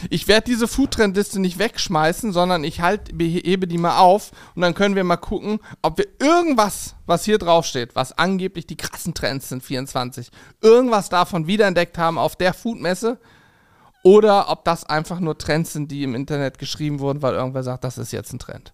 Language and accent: German; Spangenberg, Hesse, Germany; moved away; meiner Heimat in Hessen, in Spangenberg